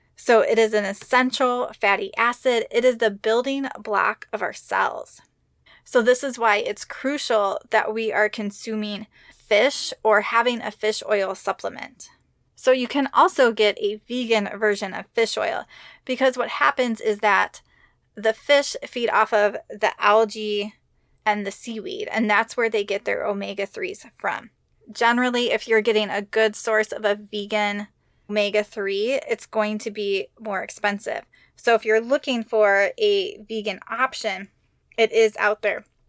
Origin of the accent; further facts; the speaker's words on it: Midwest, United States; I grew up in the Midwest